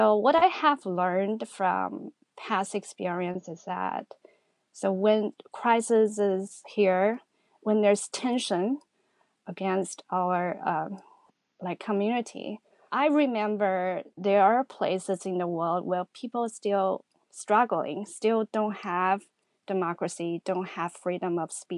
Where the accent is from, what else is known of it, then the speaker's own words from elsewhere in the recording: Wuhan, Hubei, China; moved away as an adult; also born or lived in Astoria, Queens, New York; now in New York, United States; I'm originally from Wuhan, but for the past 17 years, I've been living in the U.S.